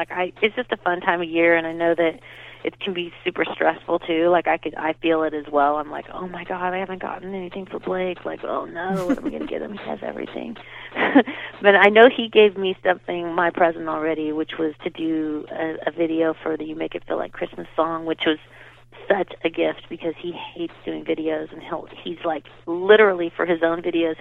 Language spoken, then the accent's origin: English; Southern California, United States; growing up in California, it's fun because you can go up to Big Bear